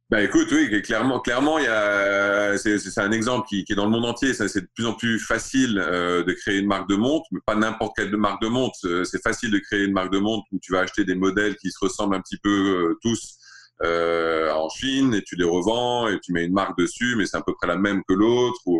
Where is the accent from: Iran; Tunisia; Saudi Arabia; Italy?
Saudi Arabia; Riyadh, Riyadh Province; also born or lived in Alsace, France; J'ai grandi en Arabie Saoudite et euh, à Riyad. Et euh, je suis né en Alsace, j'ai grandi en Arabie Saoudite.